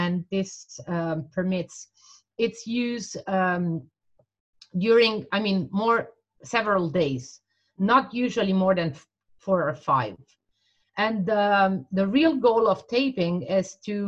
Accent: Italy; I grew up and worked in Italy.

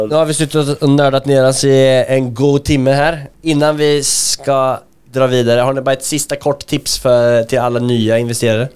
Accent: Linköping, Östergötland, Sweden; min hemstad Linköping.

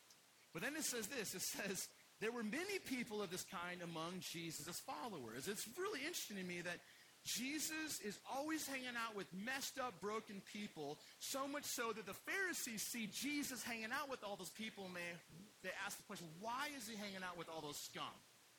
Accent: Utah, United States; So yeah, so I'm from Utah, and I just discovered my dad's suicide a few years ago.

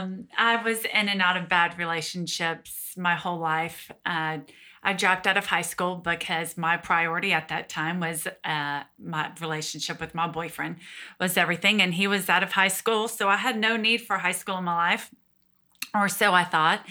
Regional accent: Georgia, United States; born and raised in Georgia. So lived here my whole life.

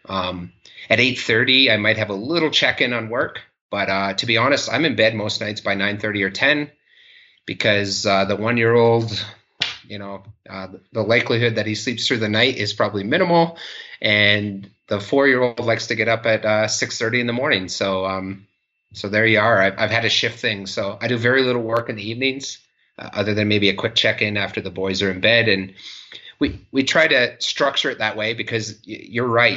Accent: Canada; moved away as an adult; also born or lived in Maastricht, Netherlands / Switzerland / Victoria, British Columbia; Hillary and I moved back to Canada, to Victoria, British Columbia in 2011

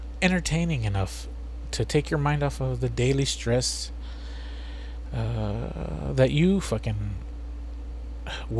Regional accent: United States; we're from the United States.

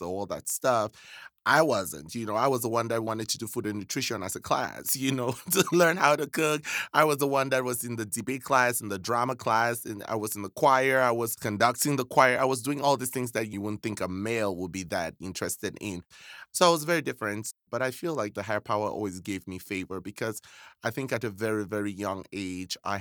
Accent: Cameroon; moved away; I was born and raised in West Africa, precisely Cameroon

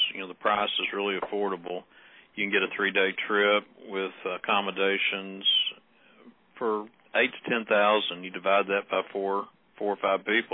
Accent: Texas, United States; We're all from Texas

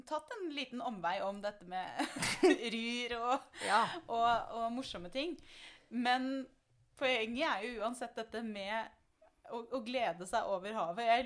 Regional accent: Østfold, Norway; Jeg er fra Østfold. Det ligger i kulturarven min å banne.

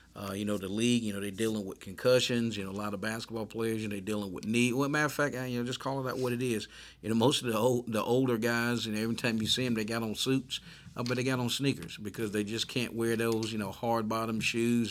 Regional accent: United States; growing up in the United States

